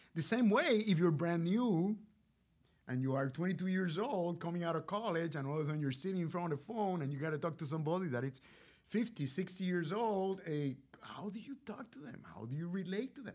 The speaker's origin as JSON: {"language": "English", "country": "Puerto Rico", "tie": "born or raised there", "also_born_or_lived": "Rochester, New York", "moved": "as an adult", "said": "I was, uh, born and raised in Puerto Rico, so I'm a Boricua"}